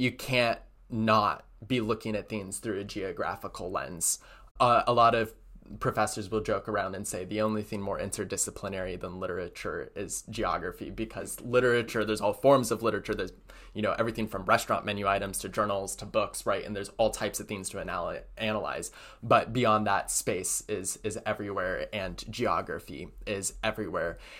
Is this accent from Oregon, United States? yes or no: yes; Hood River, Oregon, United States; moved away; I came from Hood River